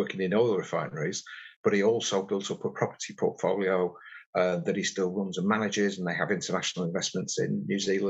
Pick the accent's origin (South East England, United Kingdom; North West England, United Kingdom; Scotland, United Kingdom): North West England, United Kingdom; Warrington; I grew up in Warrington in the northwest between Liverpool and Manchester